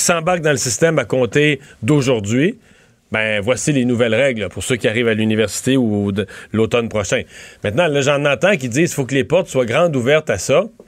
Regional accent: Rivière-du-Loup, Quebec, Canada; dans mon coin de pays

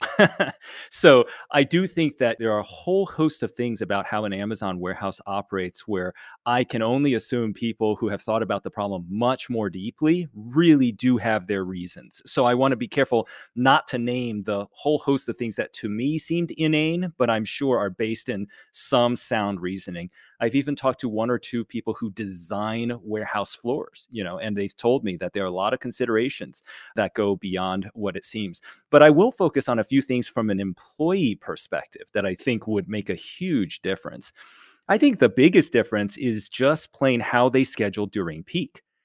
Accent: United States; I'm Chinese American and was raised in America entirely my whole life since I was five

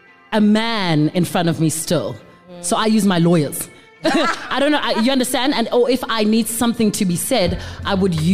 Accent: Johannesburg, Gauteng, South Africa; also born or lived in Mafikeng, North West, South Africa / Leondale; I'm Joburg girl because I grew up here, but I was born in Mafeking

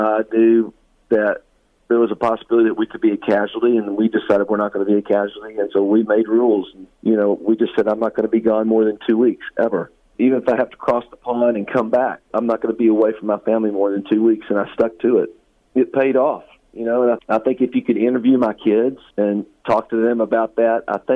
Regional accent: West Virginia, United States; moved away; I came from West Virginia. I was born and raised

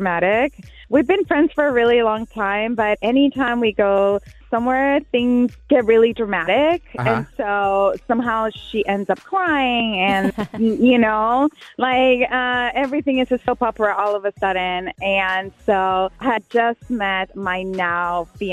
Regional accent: Puerto Rico; I'm from Puerto Rico

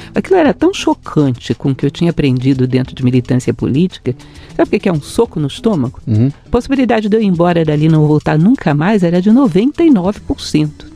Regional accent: Brasília, Federal District, Brazil; also born or lived in Rio de Janeiro; Eu nasci no Rio de Janeiro, sou uma carioca meio brasiliense já. Cheguei aos 9 anos de idade em Brasília

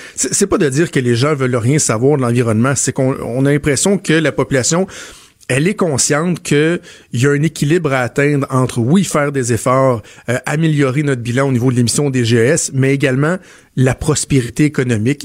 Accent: Quebec, Canada; chez nous au Québec

